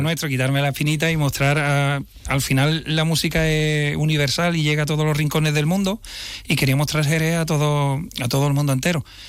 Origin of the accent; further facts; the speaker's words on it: Jerez de la Frontera, Andalusia, Spain; cuando ya saben que soy de Jerez